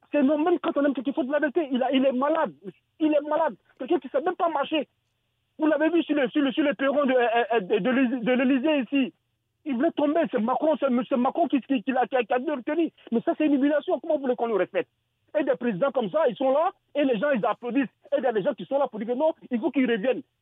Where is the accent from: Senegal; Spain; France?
Senegal; Touba, Diourbel; Moi, je suis …, je suis euh, de Touba, je sais ce qu'il dit, on est fatigué.